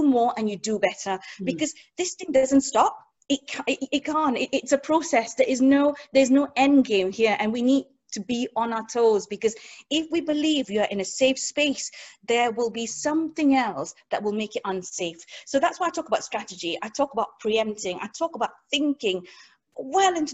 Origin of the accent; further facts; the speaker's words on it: Singapore; moved away; I grew up in Singapore